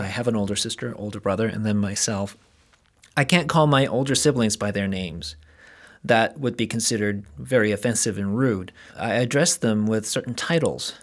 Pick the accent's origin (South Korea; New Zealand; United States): South Korea; moved away; I grew up in South Korea